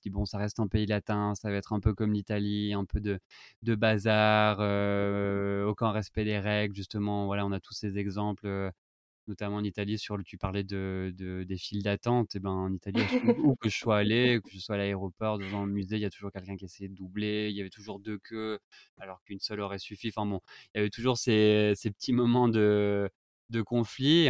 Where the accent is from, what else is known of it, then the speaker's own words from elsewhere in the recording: France; moved away as an adult; now in Madrid, Spain; nous en tant que Français